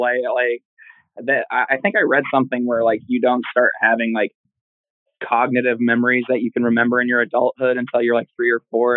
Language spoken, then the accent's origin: English; Oklahoma, United States; also born or lived in Detroit, Michigan; I spent all of my school years here in Oklahoma